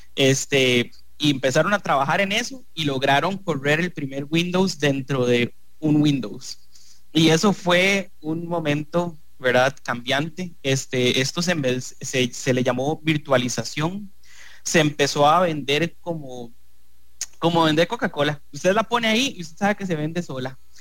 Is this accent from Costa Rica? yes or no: yes; Costa Rica; nosotros como costarricenses